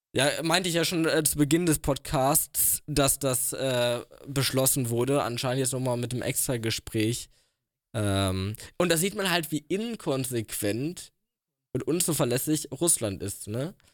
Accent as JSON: {"language": "German", "country": "Germany", "said": "wir können als Deutsche"}